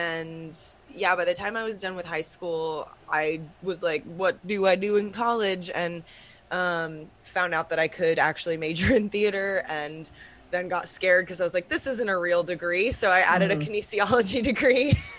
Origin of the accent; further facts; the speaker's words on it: Round Rock, Texas, United States; Round Rock, Texas.